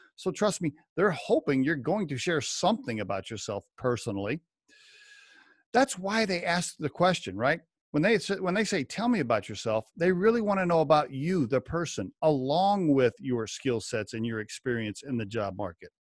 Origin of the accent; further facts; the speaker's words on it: Oklahoma, United States; moved away as an adult; also born or lived in northern Colorado; now in Colorado, United States; I grew up in Oklahoma and went to a liberal arts school there